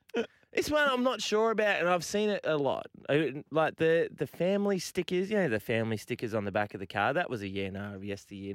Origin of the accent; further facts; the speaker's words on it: New South Wales, Australia; Yeah. I'm from the Shire.